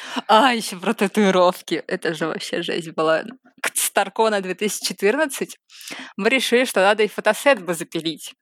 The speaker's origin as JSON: {"language": "Russian", "region": "Saint Petersburg", "country": "Russia", "moved": "as an adult", "lives_now": "Moscow Oblast, Russia", "said": "я из Питера, но сейчас я живу в Подмосковье"}